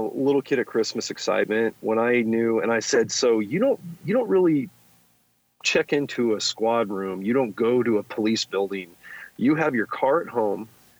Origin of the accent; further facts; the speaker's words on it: California, United States; Yeah, I grew up in the Silicon Valley, Gordon.